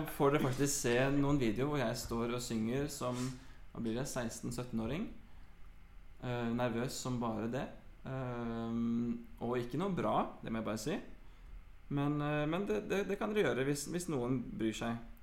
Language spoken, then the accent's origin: Norwegian; Oslo, Norway; Jeg er født på Aker sykehus, vokste opp på Grønland og flytta til Grorud da jeg var ti